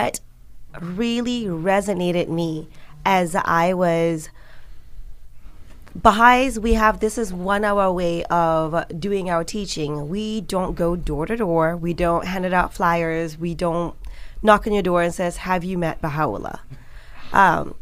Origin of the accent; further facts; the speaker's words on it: Malaysia; when I was growing up in Malaysia